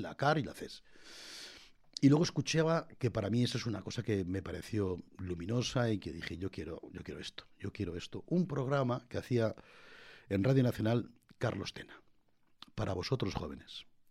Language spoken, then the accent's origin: Spanish; La Puebla de Almoradiel, Castilla-La Mancha, Spain; moved away; also born or lived in Madrid; en la Puebla del Moradiel me llevaron mis padres después de nacer en Madrid.